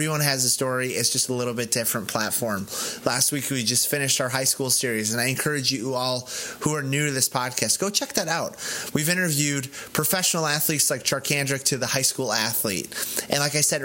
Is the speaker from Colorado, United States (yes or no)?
yes; Colorado, United States; I'm from Colorado, so I root for the Broncos.